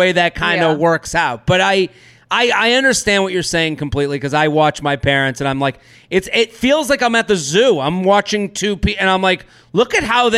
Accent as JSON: {"language": "English", "town": "Boston", "region": "Massachusetts", "country": "United States", "said": "I'm from Boston"}